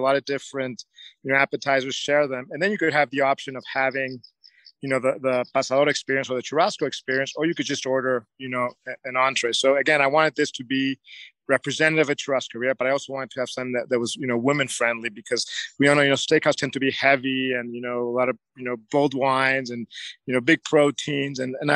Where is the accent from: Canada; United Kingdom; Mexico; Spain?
Mexico; I was born and raised in Mexico